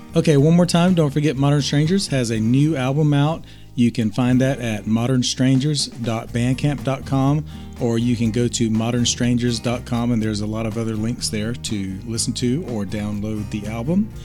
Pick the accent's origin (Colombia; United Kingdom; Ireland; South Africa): United Kingdom; Plymouth, South West England; Plymouth, United Kingdom, my hometown.